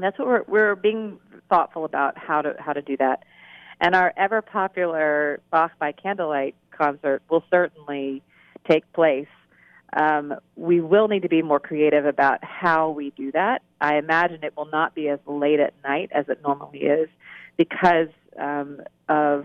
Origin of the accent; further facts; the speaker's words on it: Huntsville, Alabama, United States; moved away; I grew up in Huntsville, and I spent my formative years there